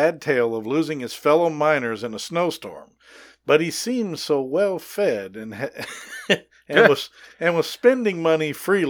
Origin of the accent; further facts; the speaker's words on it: Lake City, Colorado, United States; also born or lived in Houston / Gunnison; Colorado is near and dear to my heart. I grew up here. I was born here in Houston, but I was raised up there.